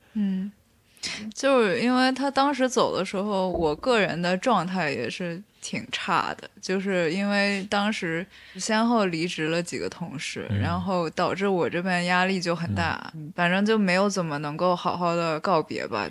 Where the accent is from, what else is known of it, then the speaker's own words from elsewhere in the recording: Beijing, China; 我是本身是在北京长大的